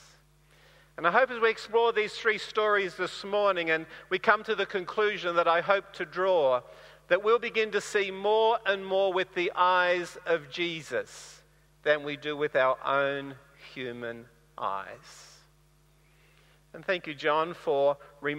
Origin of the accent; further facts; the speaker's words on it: Bundaberg, Queensland, Australia; moved away; I grew up in Bundaberg, and it's a nice warm place to live